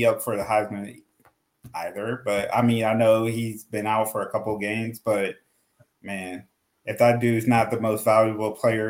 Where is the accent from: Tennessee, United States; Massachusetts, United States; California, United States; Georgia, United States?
Georgia, United States; Loganville; I'm from Loganville.